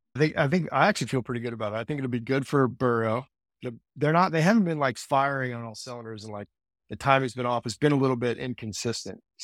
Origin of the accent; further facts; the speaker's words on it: Cincinnati, Ohio, United States; I grew up in Cincinnati